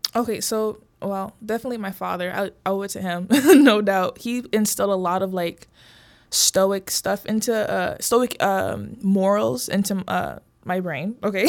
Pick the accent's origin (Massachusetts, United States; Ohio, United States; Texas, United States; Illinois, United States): Illinois, United States; Brookfield; also born or lived in Oak Park, Illinois / Bellwood, Illinois / Maywood, Illinois; I moved to the suburbs, Brookfield, Broadview area. Went to school there from, like, middle school up to high school